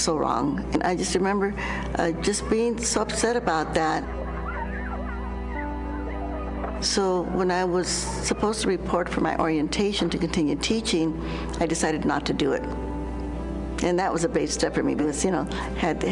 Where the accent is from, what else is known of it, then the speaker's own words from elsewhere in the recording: New Mexico, United States; I grew up in New Mexico